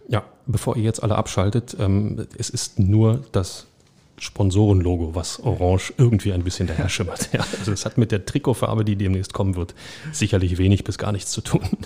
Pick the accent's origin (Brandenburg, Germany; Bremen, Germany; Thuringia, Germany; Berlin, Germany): Berlin, Germany; als Berliner